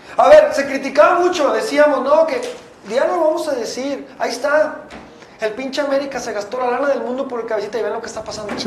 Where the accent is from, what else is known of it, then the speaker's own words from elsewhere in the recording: Guadalajara, Jalisco, Mexico; los que somos de aquí de Guadalajara